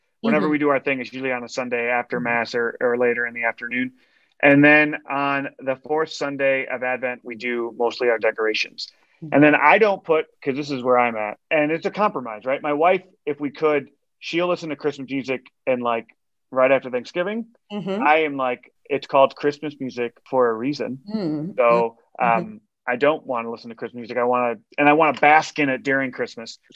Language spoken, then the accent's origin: English; outside of Chicago, Illinois, United States; I grew up outside of Chicago.